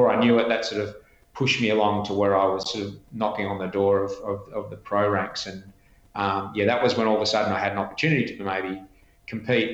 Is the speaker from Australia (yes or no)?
yes; Canberra, Australian Capital Territory, Australia; I grew up in Canberra